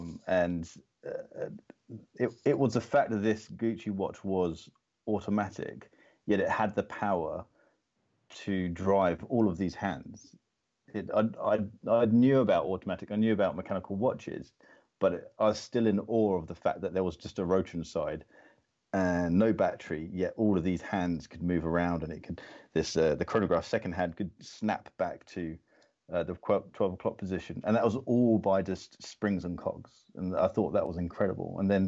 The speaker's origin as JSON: {"language": "English", "region": "Florida", "country": "United States", "tie": "born or raised there", "said": "I grew up in America, in Florida."}